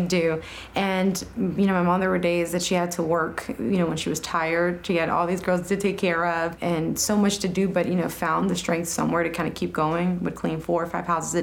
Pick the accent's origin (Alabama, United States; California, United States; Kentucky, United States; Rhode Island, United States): California, United States; Los Angeles; growing up in South Central Los Angeles